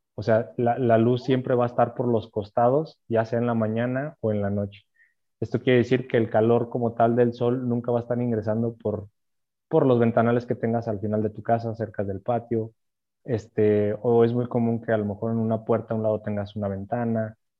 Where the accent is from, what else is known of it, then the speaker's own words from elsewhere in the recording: Aguascalientes, Mexico; Yo soy de aquí de Aguascalientes.